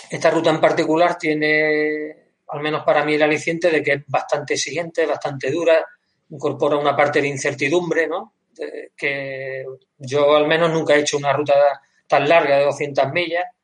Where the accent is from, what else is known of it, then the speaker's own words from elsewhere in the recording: Granada, Andalusia, Spain; porque yo desde yo soy de Granada, pero mi padre era de, Grazalema